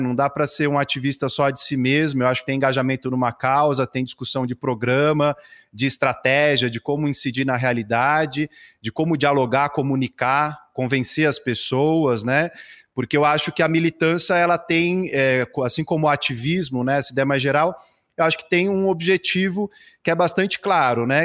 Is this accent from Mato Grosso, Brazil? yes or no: no; São Paulo, Brazil; sou nascido aqui em São Paulo